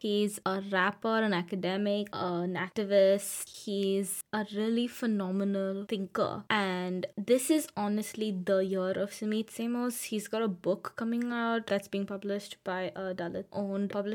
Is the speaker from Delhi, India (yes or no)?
yes; Delhi, India; moved away; also born or lived in Canada; I grew up in Delhi.